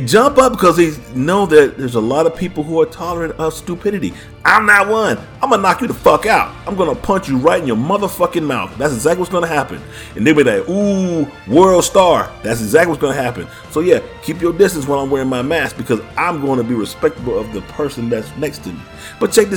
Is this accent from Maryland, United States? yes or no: no; Texas, United States; I was born in the United States, son of the Lone Star State, and I'll be damned if I claim any other country.